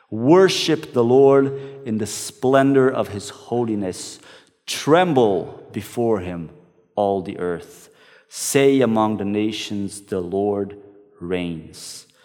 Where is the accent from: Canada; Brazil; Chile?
Brazil; one that I used to sing in the church that I grew up in back in Brazil.